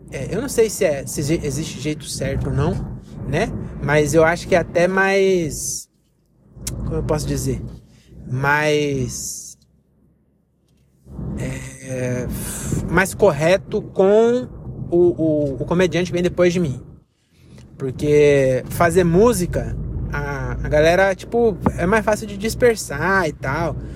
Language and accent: Portuguese; Bahia, Brazil; Eu sou baiano, posso ter autoridade, tem um lugar de fala pra falar.